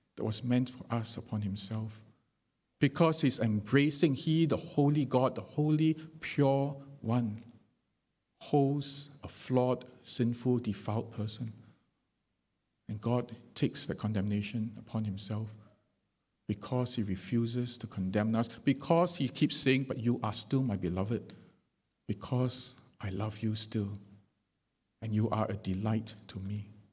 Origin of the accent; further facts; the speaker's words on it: Singapore; being Singaporean